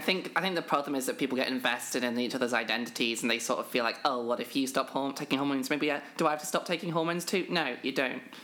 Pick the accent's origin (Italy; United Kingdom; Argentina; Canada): United Kingdom; I am a British trans woman